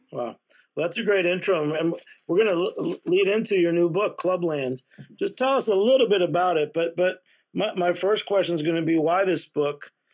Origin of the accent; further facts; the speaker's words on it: Massachusetts, United States; I grew up in Massachusetts